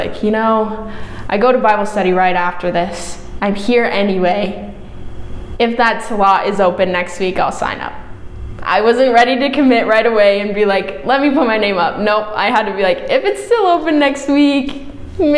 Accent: Omaha, Nebraska, United States; moved away as an adult; now in Vermillion, United States; I'm from Omaha, Nebraska. Not a small town. Grew up in suburbs

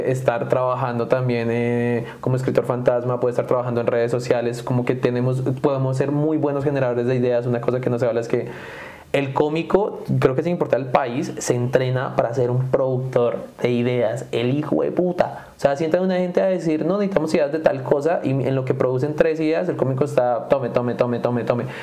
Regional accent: Duitama, Boyacá, Colombia; now in United States; Yo crecí en Duitama.

